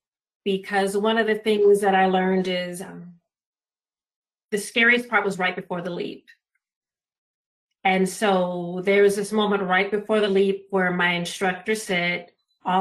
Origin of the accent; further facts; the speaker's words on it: Los Angeles, California, United States; born and raised in Los Angeles, California, Pacific Southwest region.